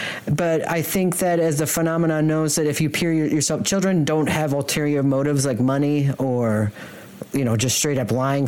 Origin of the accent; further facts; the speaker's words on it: near Windsor, Michigan, United States; As I grew up in near Windsor